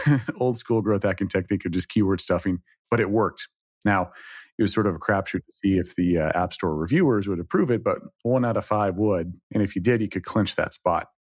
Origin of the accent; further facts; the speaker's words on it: Dallas, Texas, United States; moved away; from Texas originally, I grew up in Dallas, twenty-five years in Dallas